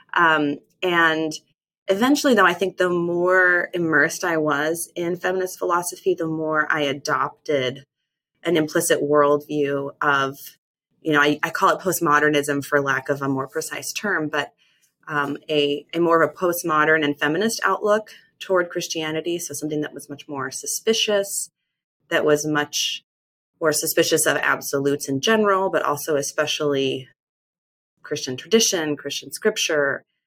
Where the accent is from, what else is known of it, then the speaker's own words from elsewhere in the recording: Mormon land, Western United States, United States; I was raised evangelical in the Western United States in kind of Mormon land